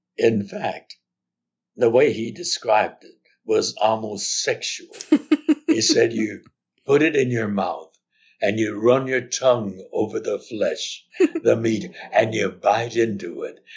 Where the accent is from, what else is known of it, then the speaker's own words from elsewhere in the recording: Los Angeles, California, United States; I'm the only one who was born and raised in Los Angeles. I have a responsibility as a native Angelino